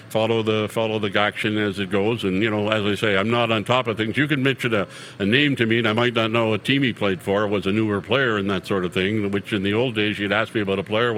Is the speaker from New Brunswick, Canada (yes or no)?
yes; Campbellton, New Brunswick, Canada; moved away; also born or lived in Calgary; my hometown in Campbellton, New Brunswick